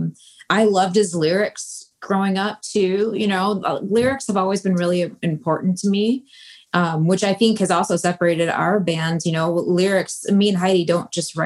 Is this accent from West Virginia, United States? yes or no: no; Detroit, Michigan, United States; moved away; growing up in Detroit in the Midwest